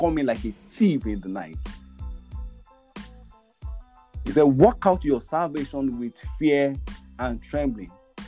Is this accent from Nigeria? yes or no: yes; Nigeria; my nation Nigeria